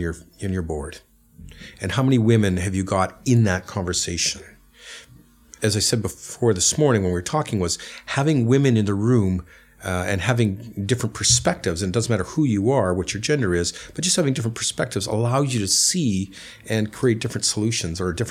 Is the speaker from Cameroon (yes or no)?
no; Canada; now in London, United Kingdom; I'm Canadian, and in Canada, there's a longer parental leave for a child's birth